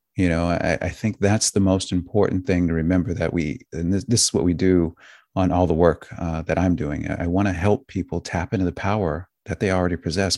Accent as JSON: {"language": "English", "country": "United States", "said": "I'm an American."}